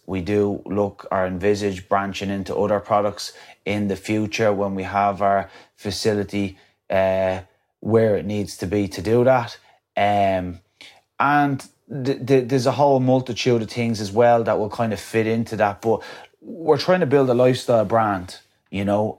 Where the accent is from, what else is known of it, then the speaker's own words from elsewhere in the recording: County Wicklow, Ireland; coming from my hometown